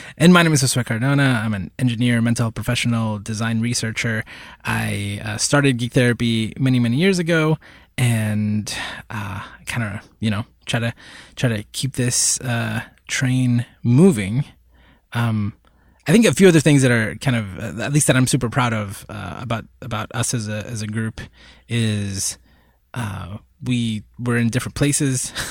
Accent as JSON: {"language": "English", "country": "Puerto Rico", "tie": "born or raised there", "said": "I was born in Puerto Rico. I've, I've lived in Puerto Rico for, I guess, the last couple of years"}